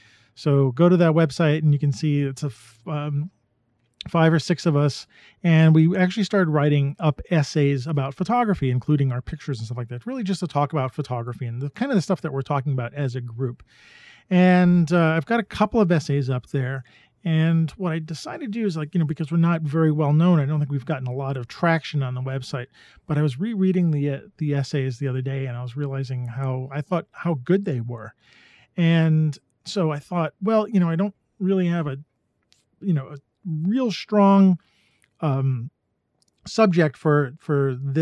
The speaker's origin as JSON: {"language": "English", "town": "New York City", "region": "New York", "country": "United States", "tie": "born or raised there", "said": "I was born and raised in New York City. I grew up amongst the skyscraper valleys, the grimy streets, and the rushing crowds."}